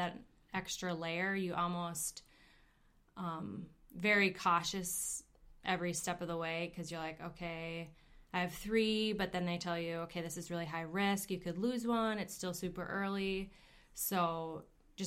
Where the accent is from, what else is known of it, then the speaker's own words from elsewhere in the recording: Minneapolis, Minnesota, United States; moved away; I'm originally from the Minneapolis area